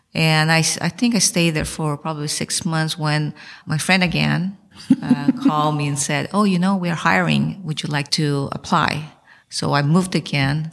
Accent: São Paulo, Brazil; moved away as an adult; also born or lived in Taiwan; now in United States; So I was born in Taiwan and my parents took me to Brazil when I was one year old. So I spent my childhood and I went to University of São Paulo

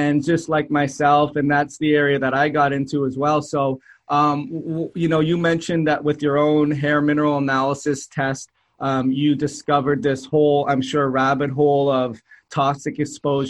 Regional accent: Canada; moved away as an adult; I was moving to a new country. I'm from Canada

